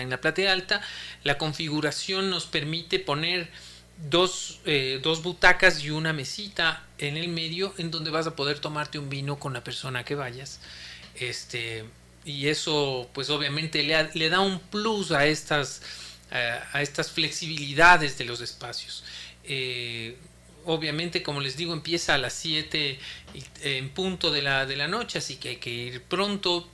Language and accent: Spanish; Ecuador